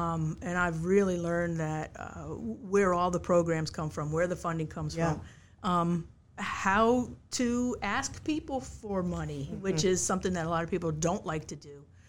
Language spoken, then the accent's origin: English; Connecticut, United States; I came here from Connecticut to go to what I know as Mary Washington College, and graduated in 1985 from there